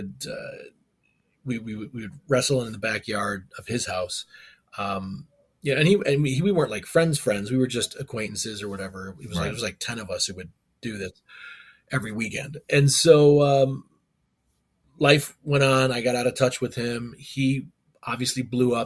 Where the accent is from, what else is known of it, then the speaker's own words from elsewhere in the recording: Tinley Park, Illinois, United States; also born or lived in Chicago; I grew up in Tinley Park, Illinois